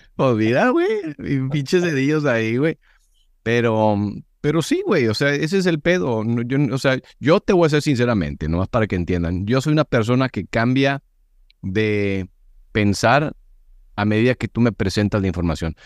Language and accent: Spanish; Monterrey, Nuevo León, Mexico; Yo soy regio